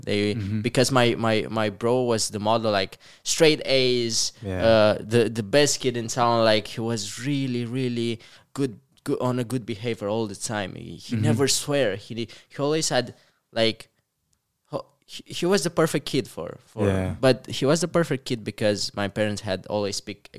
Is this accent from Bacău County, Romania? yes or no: yes; Comăneci, Bacău County, Romania; So I'm from Comăneci, a really small town, like less than 20,000 people.